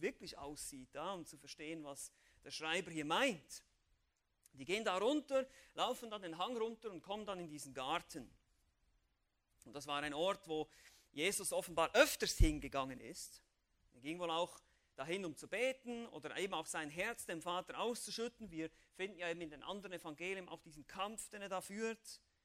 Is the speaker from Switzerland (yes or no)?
yes; Switzerland; ich als Schweizer